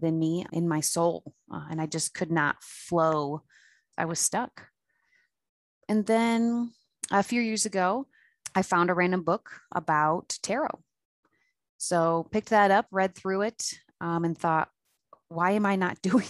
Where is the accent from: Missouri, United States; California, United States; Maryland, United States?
Maryland, United States; Frederick; I'm from Fredericks, Maryland